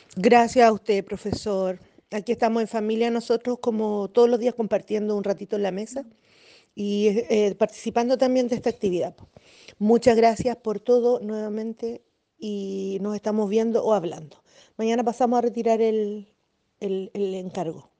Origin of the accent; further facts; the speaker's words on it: Catapilco, Valparaíso, Chile; Nosotros somos de acá de Catapilco, del sector de la Hacienda, de Zapallar.